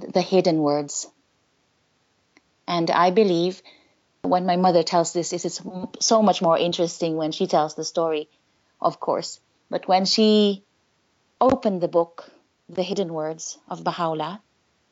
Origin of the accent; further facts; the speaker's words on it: Mimaropa, Philippines; I grew up in the Philippines in a lovely island called Palawan.